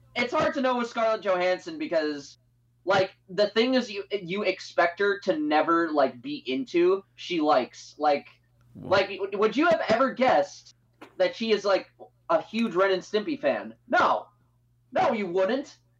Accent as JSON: {"language": "English", "country": "Canada", "tie": "born or raised there", "said": "I'm Canadian, born and raised"}